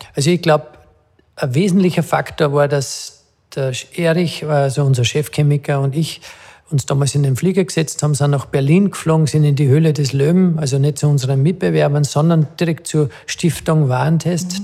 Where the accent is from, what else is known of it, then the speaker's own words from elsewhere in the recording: Adnet, Salzburg, Austria; weil ich mit dem Peter äh, ja, aufgewachsen bin in dem Dorf Atnet